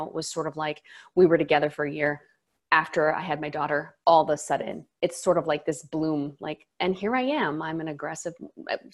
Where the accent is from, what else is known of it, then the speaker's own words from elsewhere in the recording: Maui, Hawaii, United States; now in Seattle, United States; I'm from Maui, but I'm Seattle based